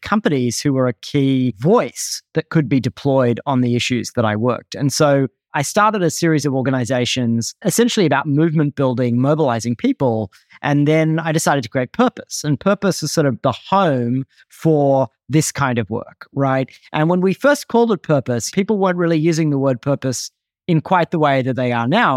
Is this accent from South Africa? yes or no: no; Australia; moved away as an adult; now in United States; I grew up in Australia, moved to the U S as a young adult